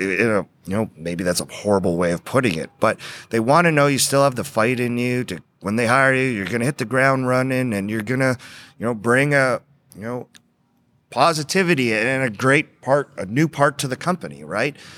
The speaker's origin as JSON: {"language": "English", "town": "Edmonton", "region": "Alberta", "country": "Canada", "tie": "born or raised there", "moved": "yes", "lives_now": "Texas, United States", "said": "I grew up on a farm in, uh, northeast, uh, uh, Alberta, just outside of Edmonton, Alberta"}